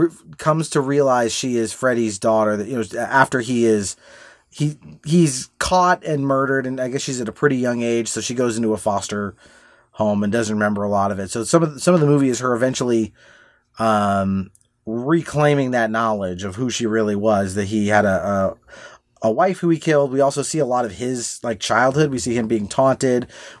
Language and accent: English; Laguna Beach, California, United States; Well, I grew up in Laguna Beach, California, and Robert Englund's house was in the same town, and so it's a relatively small city.